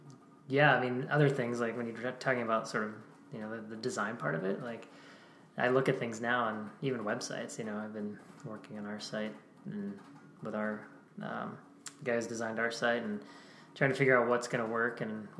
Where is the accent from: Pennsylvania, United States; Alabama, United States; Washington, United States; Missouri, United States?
Pennsylvania, United States; But, yeah, so we grew up in Pennsylvania